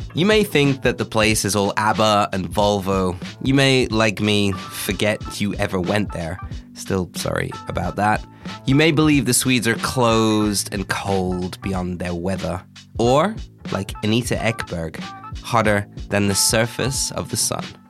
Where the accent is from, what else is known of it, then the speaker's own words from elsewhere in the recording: Australia; moved away; I grew up in Australia